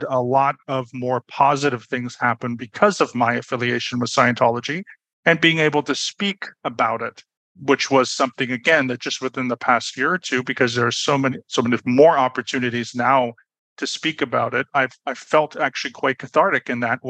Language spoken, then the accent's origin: English; Toronto, Ontario, Canada; moved away as an adult; also born or lived in Berlin, Germany; now in Budapest, Hungary; I was born and raised in Toronto, Canada, but I'm currently living in Budapest, Hungary.